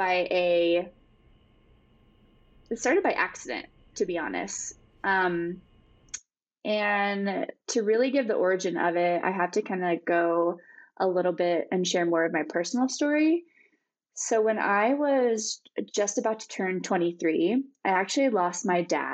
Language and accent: English; Bozeman, Montana, United States; my hometown of Bozeman